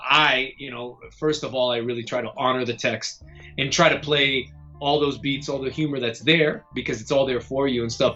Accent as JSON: {"language": "English", "region": "Florida", "country": "United States", "said": "I'm from Florida"}